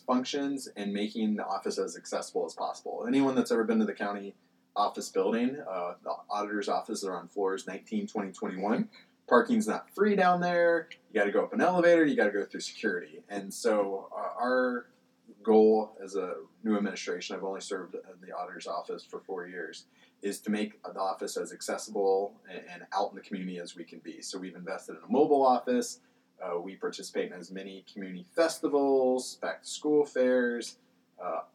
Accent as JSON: {"language": "English", "town": "Columbus", "region": "Ohio", "country": "United States", "tie": "born or raised there", "also_born_or_lived": "Richmond, Virginia", "said": "born and raised in Columbus"}